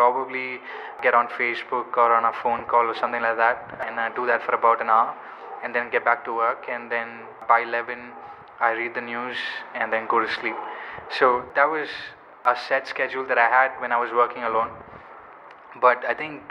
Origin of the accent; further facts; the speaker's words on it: Kerala, India; I'm from Kerala